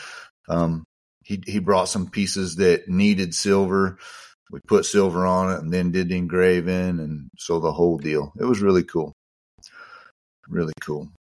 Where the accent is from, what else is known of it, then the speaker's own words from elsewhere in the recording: San Angelo, Texas, United States; kind of like I am from San Angelo here.